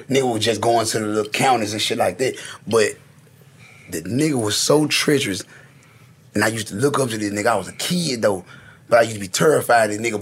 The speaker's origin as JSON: {"language": "English", "town": "Memphis", "region": "Tennessee", "country": "United States", "tie": "born or raised there", "said": "East Memphis was like for real, for real. Like I grew up in Walter Simmons"}